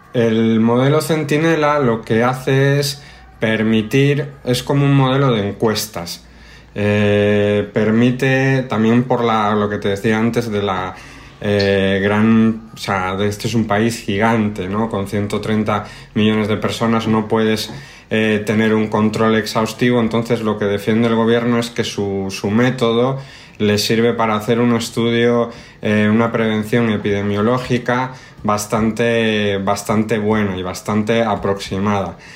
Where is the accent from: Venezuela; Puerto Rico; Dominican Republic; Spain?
Spain; now in Mexico; como españoles